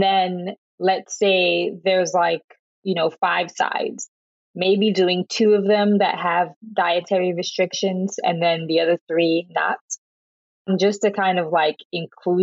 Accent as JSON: {"language": "English", "region": "the South", "country": "United States", "said": "I'm from the South and I have a Jamaican background"}